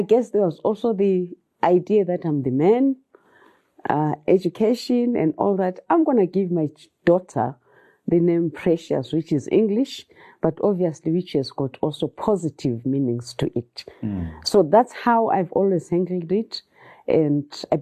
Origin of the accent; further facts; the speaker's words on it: Bulawayo, Zimbabwe; also born or lived in Luveve, Bulawayo; I learned a lot growing up in Makokoba. Though I left Makokoba, I think I was doing grade six when we left that suburb.